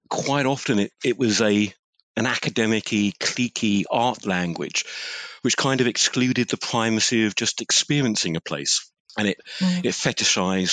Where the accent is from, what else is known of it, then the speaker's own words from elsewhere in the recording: Essex, East of England, United Kingdom; I'm from Essex.